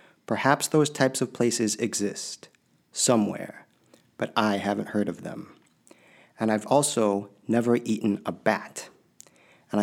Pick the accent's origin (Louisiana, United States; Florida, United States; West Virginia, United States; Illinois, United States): Illinois, United States; Springfield; also born or lived in Pell City, Alabama / West Coast; I was born in Pell City, Alabama in 1977. There were very few people like me around me when I was growing up. Here in Springfield, Illinois, my dad ran the bridge inspection program